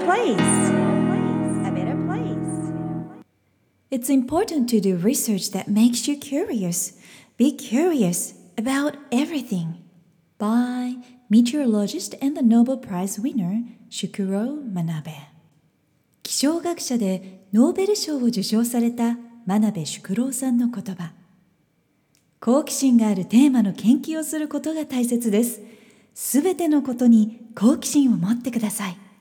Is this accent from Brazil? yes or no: no; Fukuoka, Japan; moved away; 私の出身地の福岡